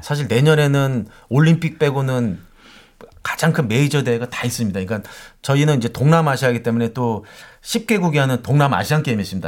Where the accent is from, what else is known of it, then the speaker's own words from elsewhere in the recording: South Korea; moved away as an adult; now in Thailand; 나 한국에서 왔는데